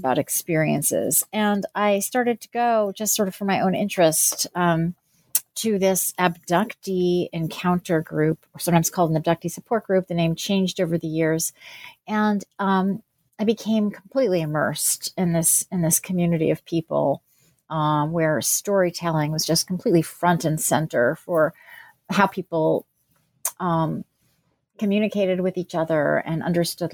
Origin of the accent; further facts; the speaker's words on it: New Jersey, United States; also born or lived in Pennsylvania; I was born in New Jersey and grew up there and in Pennsylvania.